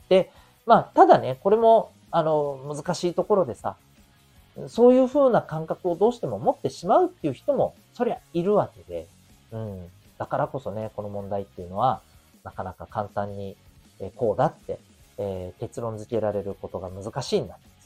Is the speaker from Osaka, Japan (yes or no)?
no; Okinawa, Japan; 私のね、えー、地元の沖縄県出身のですね